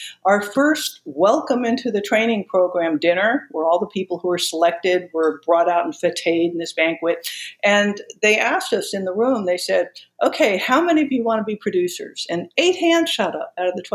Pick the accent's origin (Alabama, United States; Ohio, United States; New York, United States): New York, United States; moved away as an adult; also born or lived in Los Angeles / Washington State; I was from New York